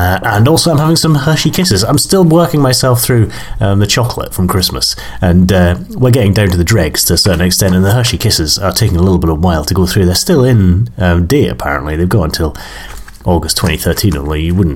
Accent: Dalgety Bay, Scotland, United Kingdom; I was brought up in Dalgety Bay, which is about sort of 5 miles away from Dunfermline

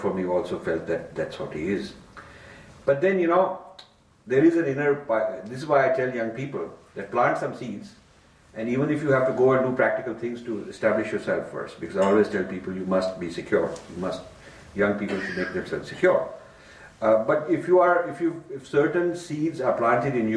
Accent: Delhi, India; I was raised in Delhi

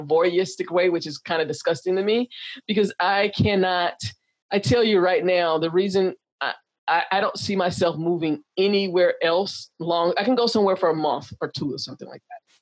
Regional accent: the South, United States; also born or lived in Chicago / Texas; now in San Diego, United States; I grew up in the South

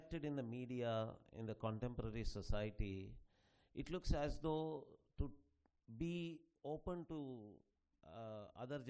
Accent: Telugu land, India; I come from the Telugu land

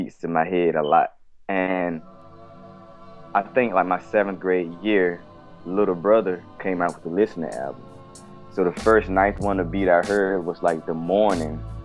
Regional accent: Albany, Georgia, United States; now in Decatur, United States; I'm from Albany, Georgia. I currently stay in Decatur, East Side, Atlanta.

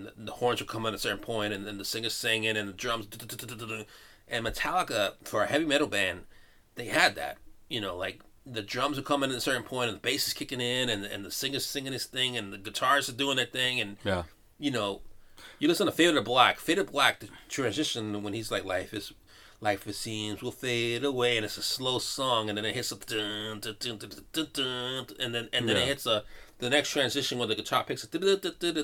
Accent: New York, United States; I'm a New Yorker

